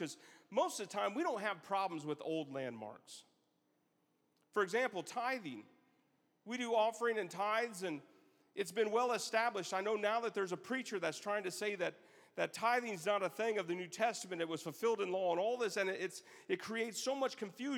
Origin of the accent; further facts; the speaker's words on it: Elkhart, Indiana, United States; also born or lived in South Bend, Indiana; in my church, we grew up in South Bend. Me and my family, we lived in Elkhart